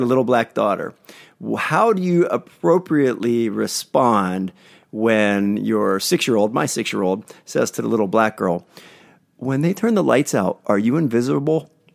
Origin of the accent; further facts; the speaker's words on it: East Coast, United States; now in Los Angeles, United States; I'm from the East Coast